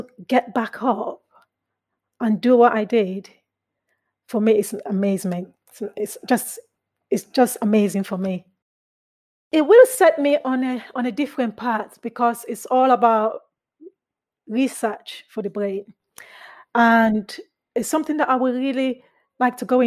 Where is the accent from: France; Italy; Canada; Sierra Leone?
Sierra Leone; also born or lived in England; now in United Kingdom; I'm originally from Sierra Leone